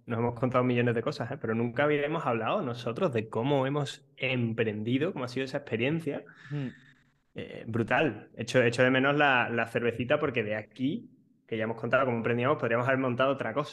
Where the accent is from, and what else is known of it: Spain